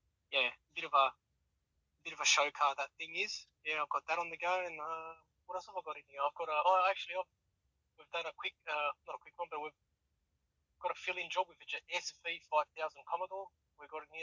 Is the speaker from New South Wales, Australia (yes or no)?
yes; Sydney, New South Wales, Australia; now in Wollongong, Australia; I grew up in Sydney